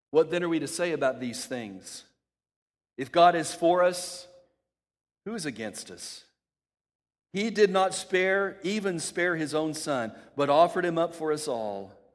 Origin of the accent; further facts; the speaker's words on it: El Paso, Texas, United States; When I was a kid, growing up in El Paso, Texas